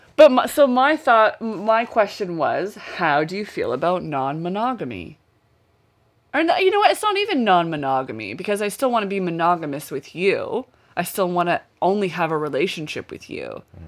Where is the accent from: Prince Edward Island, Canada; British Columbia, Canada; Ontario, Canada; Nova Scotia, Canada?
Nova Scotia, Canada; Westville; Westville's my hometown, it's where I grew up